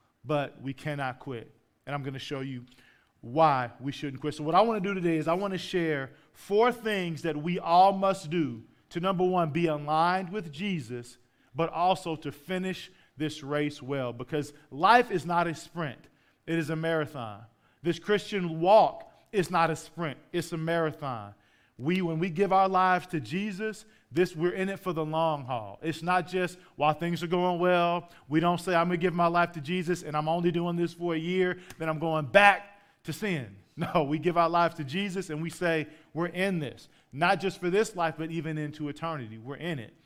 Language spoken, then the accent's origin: English; St. Louis, Missouri, United States; moved away as an adult; also born or lived in Oklahoma; I grew up in St. Louis until I was 18